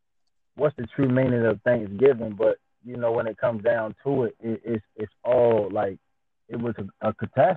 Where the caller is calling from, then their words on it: Princess Anne, Maryland, United States; I'm calling in from Princess Anne, Maryland. A lot of people don't know where that is, but it's a small town in Maryland.